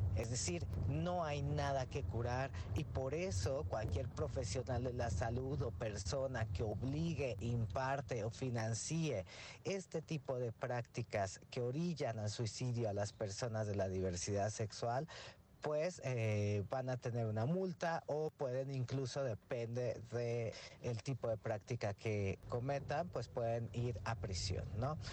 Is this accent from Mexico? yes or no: yes; Mexico; las y los mexicanos